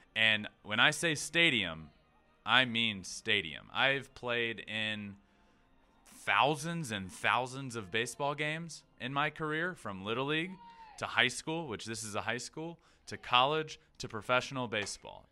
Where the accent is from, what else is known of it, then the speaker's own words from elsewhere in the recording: Goochland, Virginia, United States; I'm from a very small town called Goochland, Virginia.